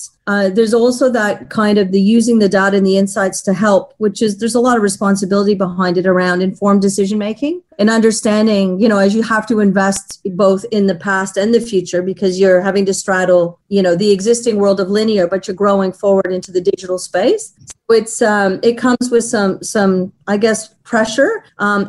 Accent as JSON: {"language": "English", "town": "Toronto", "region": "Ontario", "country": "Canada", "tie": "born or raised there", "moved": "as an adult", "lives_now": "Sydney, Australia", "said": "I was born and raised in Toronto, Canada."}